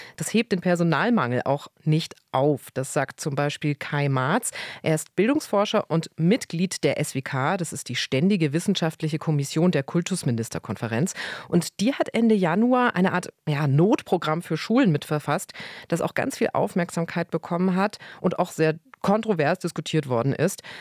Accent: Germany; bei uns in Deutschland

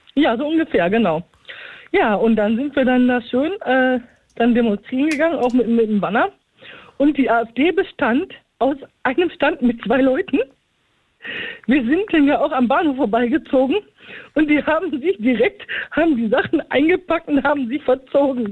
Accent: Recklinghausen, North Rhine-Westphalia, Germany; in meiner Heimatstadt Rettlinghausen

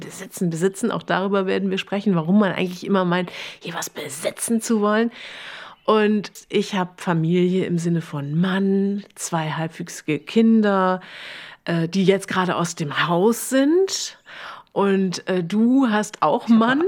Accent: Germany; now in Berlin, Germany; Ich hingegen bin aus dem tiefsten Westen

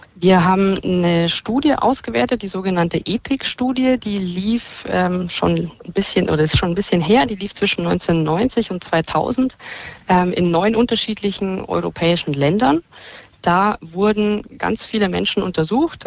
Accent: Bavaria, Germany; Da bin ich in Bayern geboren und lebe hier auch

